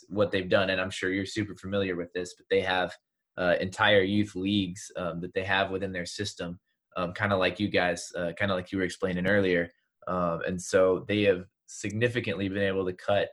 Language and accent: English; Georgia, United States; my home state, that I am not very quiet about being proud of, in Georgia